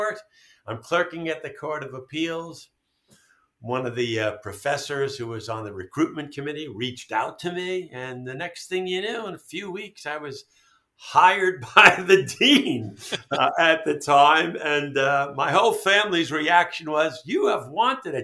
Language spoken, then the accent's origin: English; New York City, New York, United States; now in Albany, United States; I grew up in New York City, in Brooklyn, and then in Queens